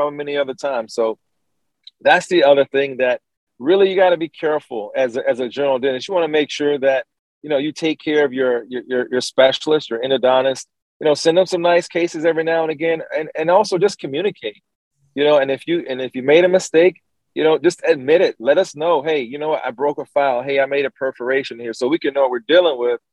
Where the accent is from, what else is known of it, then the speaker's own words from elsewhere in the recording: Columbus, Georgia, United States; my hometown of Columbus, Georgia.